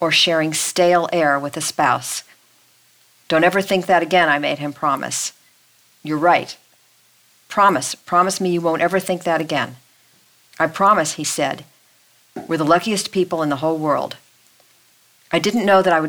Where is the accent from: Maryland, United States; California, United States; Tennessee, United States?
California, United States; Los Angeles; we're from Los Angeles. That's a car town